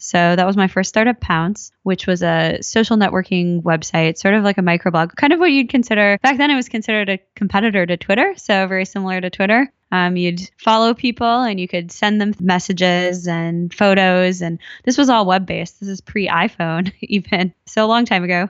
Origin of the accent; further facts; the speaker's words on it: Minnesota, United States; moved away; also born or lived in Silicon Valley; I grew up in, uh, Minnesota.